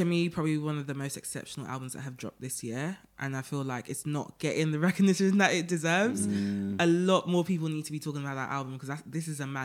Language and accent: English; London, United Kingdom; I'm not from Canning Town, but from Newham.